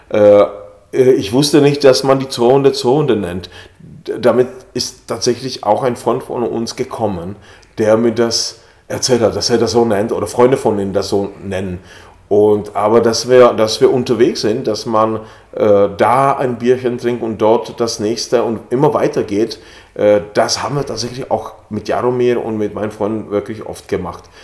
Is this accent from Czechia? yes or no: yes; Bohemia, Czechia; German is a second language; im böhmischen Paradies spielt, in der Gegend, wo ich herkomme, Weihnachten im böhmischen Paradies.